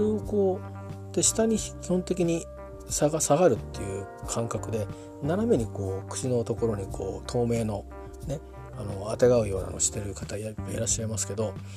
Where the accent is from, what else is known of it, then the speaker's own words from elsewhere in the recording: Japan; also born or lived in Tokyo; 東京で生まれましたけど周辺で周辺の田舎で育ちましたんでね